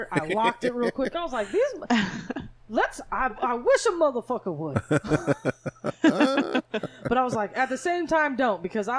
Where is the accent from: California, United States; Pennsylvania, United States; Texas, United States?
California, United States; Rialto; I'm from Rialto.